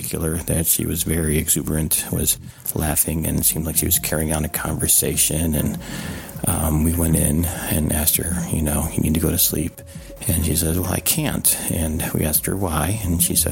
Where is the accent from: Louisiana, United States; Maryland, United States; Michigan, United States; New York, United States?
New York, United States; Rochester; now in Arlington, United States; I'm calling from Arlington, Virginia. I'm originally from Rochester, New York.